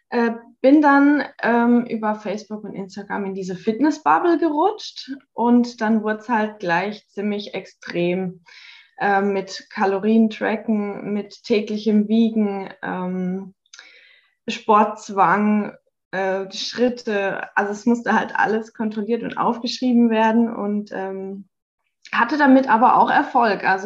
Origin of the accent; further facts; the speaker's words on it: Hockenheim, Baden-Württemberg, Germany; ich bin 33, komme aus Hockenheim.